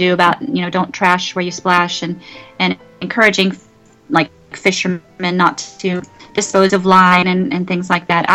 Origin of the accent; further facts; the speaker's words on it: Daytona Beach, Florida, United States; also born or lived in Orlando; I grew up in Daytona Beach and Central Florida, Orlando area